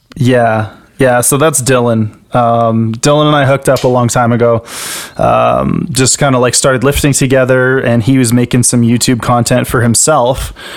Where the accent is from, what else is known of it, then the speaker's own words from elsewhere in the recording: Canada; I'm a Canadian powerlifter